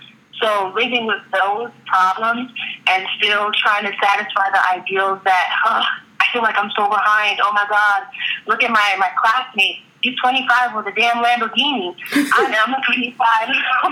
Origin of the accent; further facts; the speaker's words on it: Jamaica; But that's another type of stereotype that I live under when people find out that I'm Jamaican.